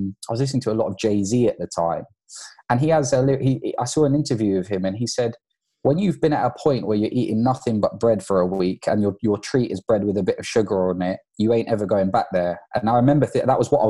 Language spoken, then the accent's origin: English; London, United Kingdom; I grew up, I was born in London to parents of Irish and Pakistani descent